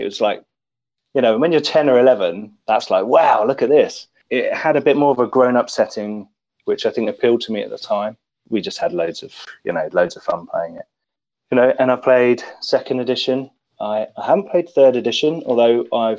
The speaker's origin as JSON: {"language": "English", "town": "St Albans", "region": "East of England", "country": "United Kingdom", "tie": "born or raised there", "said": "I set up a role-playing club in St. Albans, my hometown, about 16 years ago"}